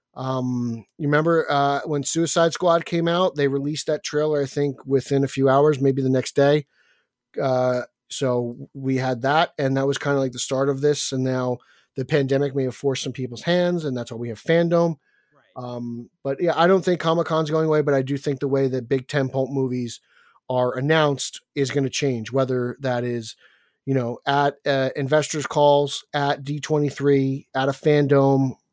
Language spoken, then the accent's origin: English; New Jersey, United States; my home state of Jersey